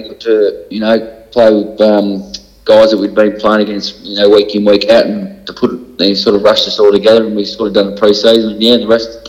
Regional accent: Hobart, Tasmania, Australia; I'm born and bred in Tassie and grew up in Rugby, which is just a little suburb just out of Belreeve Oval, probably 5 minutes from Belreeve Oval.

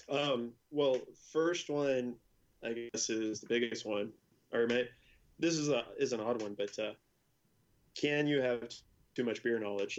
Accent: El Segundo, California, United States; my hometown is El Segundo

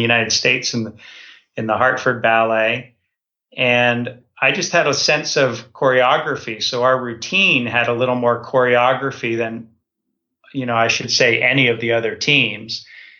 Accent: Toronto, Ontario, Canada; I grew up in Toronto

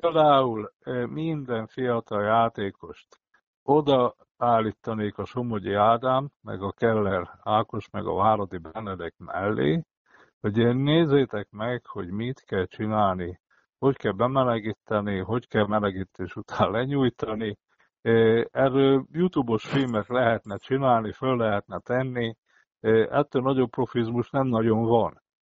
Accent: Szombathely, Vas, Hungary; én, mint szombathelyi

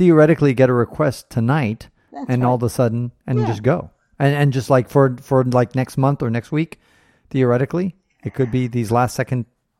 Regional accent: United States

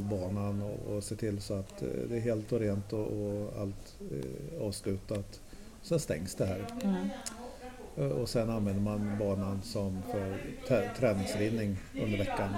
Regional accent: Norrland, Sweden; now in Stockholm, Sweden; Själv som norrlänning

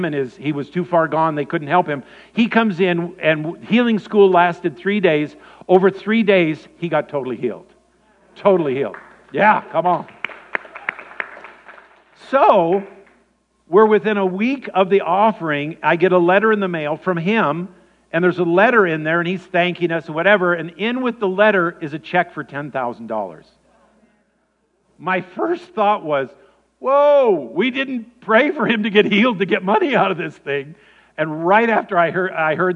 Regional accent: Spokane, Washington, United States; Moni and I are both born and raised in Spokane

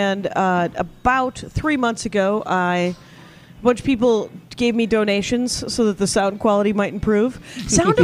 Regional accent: Wisconsin, United States; now in Minneapolis, United States; I'm from Wisconsin and I grew up hating Illinois and then I moved to Minneapolis

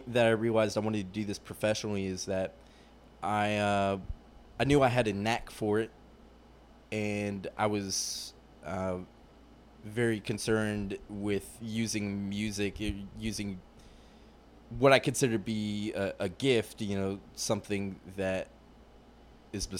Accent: Atlanta, Georgia, United States; moved away; also born or lived in Raleigh, North Carolina / Virginia; I'm from Atlanta, and I lived there for about 15 years of my life.

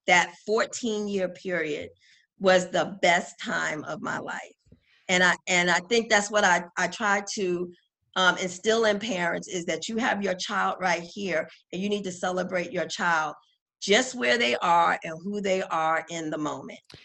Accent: New York, United States; as a New Yorker

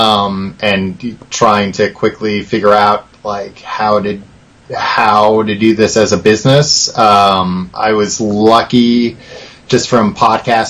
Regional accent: Long Island, New York, United States; I am originally from Long Island. So I'm from about, you know, an hour east of Brooklyn

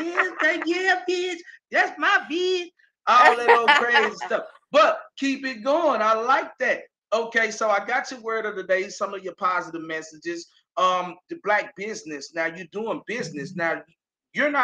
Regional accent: Austin, Texas, United States; I'm from Austin

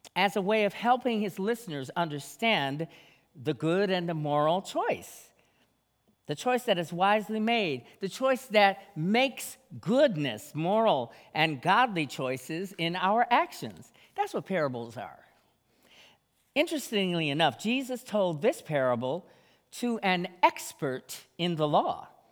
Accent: Jamaica; moved away; my home, my home country, Jamaica

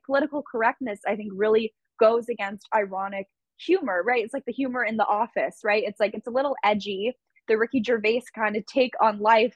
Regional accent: Santa Monica, California, United States; I was a girl from California, you know, grew up in Santa Monica

